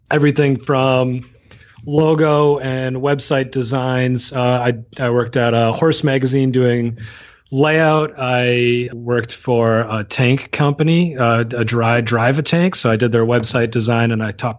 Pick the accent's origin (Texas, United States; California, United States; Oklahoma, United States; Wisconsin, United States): Wisconsin, United States; Watertown; I am originally from Watertown, Wisconsin. From there, I went to Lakeside Lutheran High School